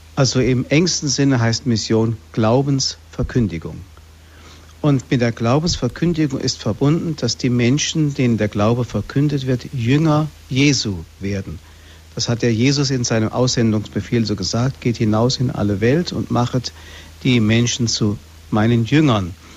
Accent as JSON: {"language": "German", "town": "Fulda", "region": "Hesse", "country": "Germany", "tie": "born or raised there", "said": "in Fulda, hier in meiner Heimatstadt"}